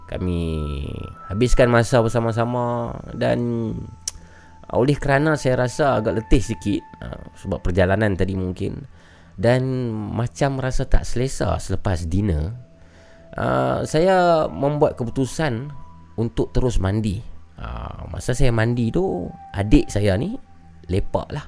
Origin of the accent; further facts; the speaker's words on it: Putatan, Sabah, Malaysia; Saya berasal daripada Putatan Sabah.